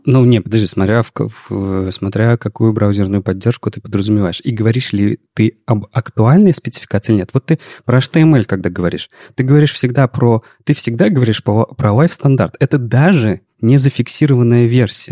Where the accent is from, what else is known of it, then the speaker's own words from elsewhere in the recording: Saint Petersburg, Russia; мы же петербуржцы